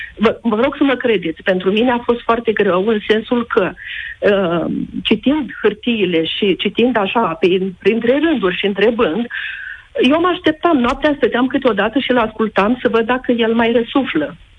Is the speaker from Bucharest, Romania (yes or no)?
no; Iași, Iași County, Romania; suntem din Iași